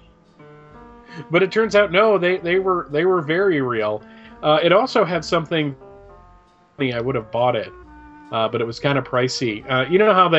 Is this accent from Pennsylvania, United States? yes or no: yes; Allentown, Pennsylvania, United States; moved away; I grew up in Pennsylvania, in the Allentown area